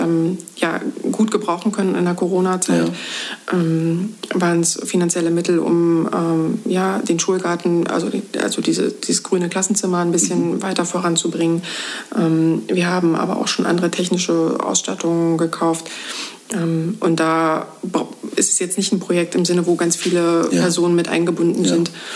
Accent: Rügen, Mecklenburg-Vorpommern, Germany; moved away as an adult; also born or lived in Magdeburg; now in Bad Belzig, Germany; Ich komme von Rügen und bin dort äh, auch aufgewachsen, habe dort mein Abitur gemacht und bin zum Studium dann von dort weggezogen

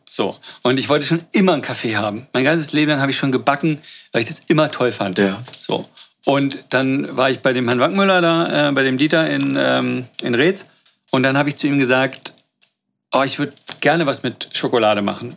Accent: Berlin, Germany; Aber ich bin seit ich fünf bin äh, äh, in Berlin

